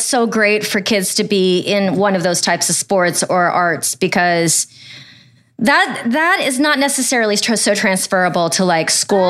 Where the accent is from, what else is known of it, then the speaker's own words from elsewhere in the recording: Ohio, United States; I grew up in Ohio.